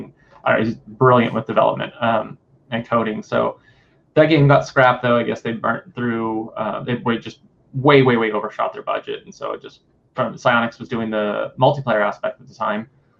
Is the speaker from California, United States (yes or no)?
yes; California, United States; that I was from the Bay Area.